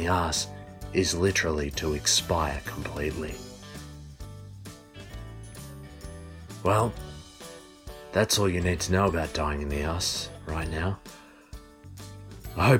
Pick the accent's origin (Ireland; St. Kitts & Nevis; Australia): Australia; I'm from Australia